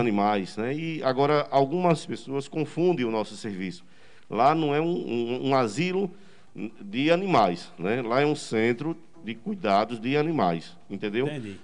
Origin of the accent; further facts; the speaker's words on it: Simão Dias, Sergipe, Brazil; ser prefeito da minha terra